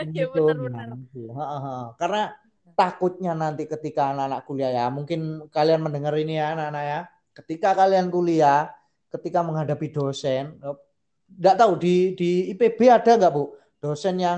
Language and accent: Indonesian; Sumatra, Indonesia; aja pak lah wong saya orang Sumatera gimana